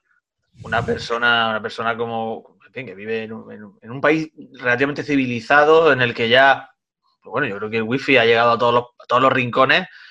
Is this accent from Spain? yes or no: yes; Granada side of Sierra Nevada, Andalusia, Spain; now in Almería, Spain; llego a mi cortijo, llego a mi pueblo, en el lado granadino de la sierra